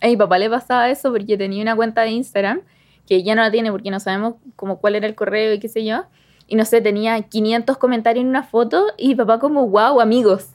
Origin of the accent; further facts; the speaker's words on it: Chimbarongo, O'Higgins, Chile; soy de Chimarongo.